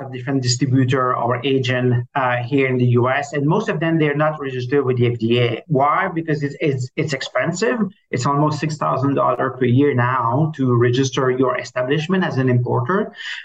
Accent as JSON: {"language": "English", "country": "Canada", "accent": "French Canadian", "moved": "yes", "lives_now": "Miami, United States", "said": "obviously, you will see with my accent that I'm French Canadian. So, I live in Miami"}